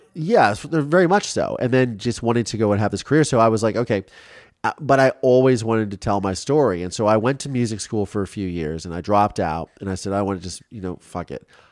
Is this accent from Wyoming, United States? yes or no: no; Ohio, United States; growing up in Ohio